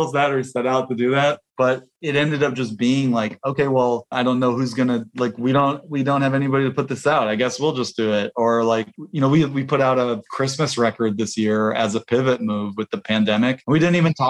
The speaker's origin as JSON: {"language": "English", "town": "Bloomington", "region": "Indiana", "country": "United States", "said": "we're from Bloomington, Indiana, very similar, small college town"}